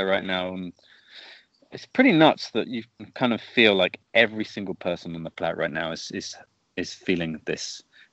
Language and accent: English; Stonehenge, South West England, United Kingdom; I grew up on a farm very in Stonehenge.